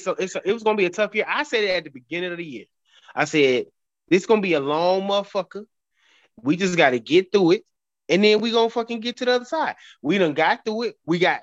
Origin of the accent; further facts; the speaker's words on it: Atlanta, Georgia, United States; I'm real Atlanta, though. Like, I was born in Grady.